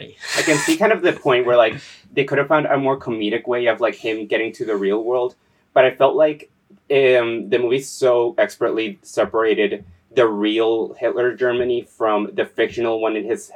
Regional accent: San Juan, Puerto Rico; Puerto Rico, 1999. I was born in San Juan to a mother and father.

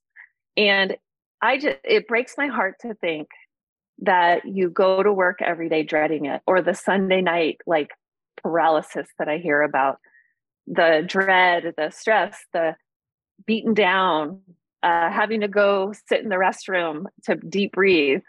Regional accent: Orange County, California, United States; moved away as an adult; also born or lived in Western New York / Omaha, Nebraska / Northern Idaho; now in Post Falls, United States; I grew up in Orange County, California

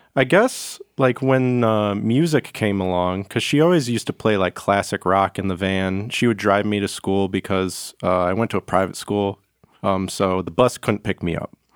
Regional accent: Macomb County, Michigan, United States; I grew up on, like, the, like, Macomb County

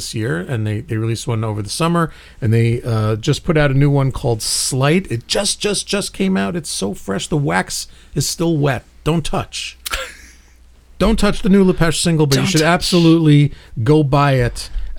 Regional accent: New York City, New York, United States; my hometown, Brooklyn, New York.

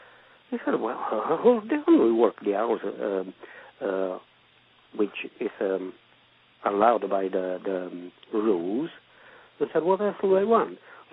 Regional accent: Italy; moved away as an adult; Well, I came from Italy to get work, and I got work here.

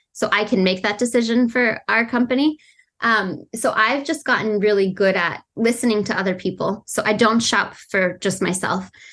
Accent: Colorado, United States; I grew up in Colorado

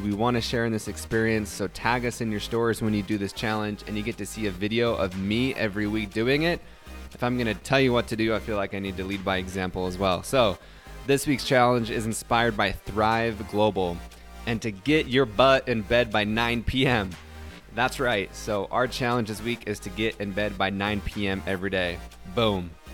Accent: Utah, United States; moved away; also born or lived in the South; I'm from Utah

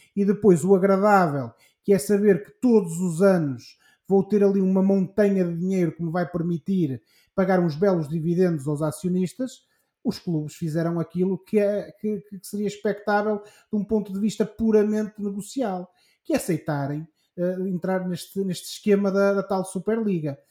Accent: Portugal; nós, enquanto portugueses

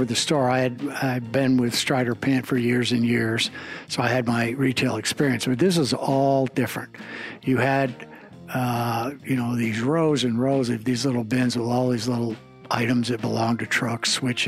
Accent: El Paso, Texas, United States; moved away; ever since I moved away from El Paso

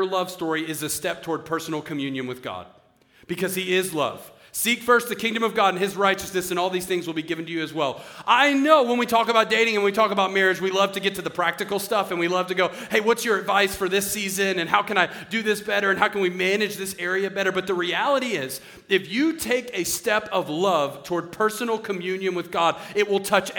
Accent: Philadelphia, Pennsylvania, United States; I'm Italian. I was born in Philadelphia.

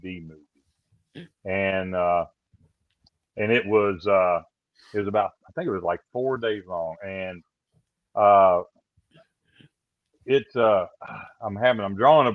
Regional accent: Kentucky, United States; I growing up in Kentucky

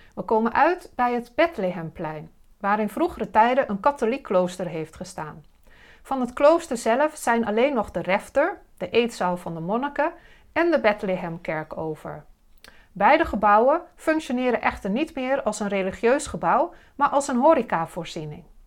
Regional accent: Dalfsen, Overijssel, Netherlands; van Zwolle naar Dalsen, het dorp waar ik ben opgegroeid.

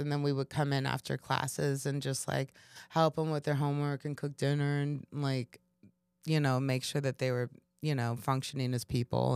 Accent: Kansas, United States; moved away as an adult; also born or lived in Chicago; I was coming from Kansas

